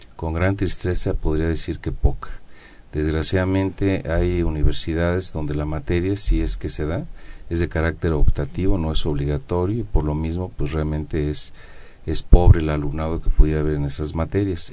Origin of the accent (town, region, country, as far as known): Mexico